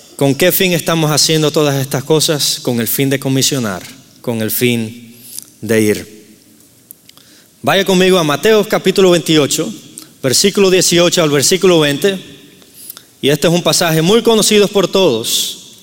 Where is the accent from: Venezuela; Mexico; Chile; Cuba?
Cuba; moved away; soy nativo de Cuba, entonces si escuchan un acento raro es porque soy de Cuba